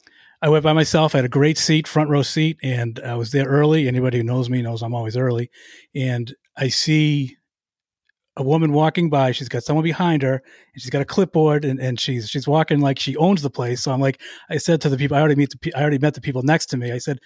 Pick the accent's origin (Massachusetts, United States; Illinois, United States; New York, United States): Massachusetts, United States; Boston; accent: Boston; I'm from Boston. I think you knew I was from Boston from the way I said, hey, Jessica, with my horrific Boston accent.